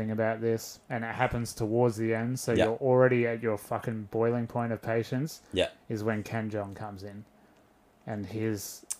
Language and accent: English; Sydney, New South Wales, Australia; So I grew up in Western Sydney